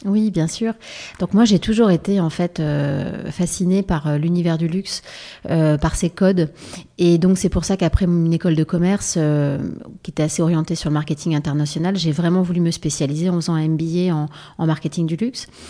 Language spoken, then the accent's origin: French; Paris, Île-de-France, France; also born or lived in Provence / Var; je vivais à Paris et je passais toutes mes vacances dans le sud